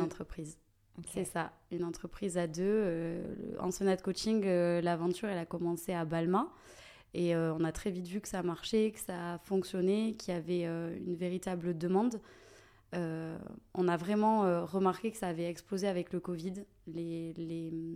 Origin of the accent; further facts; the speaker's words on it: Toulouse, Occitania, France; toulousaine, Déjà, euh, de base, euh, j'ai jamais euh, quitté la ville rose. j'ai toute ma famille ici, j'ai vraiment mes racines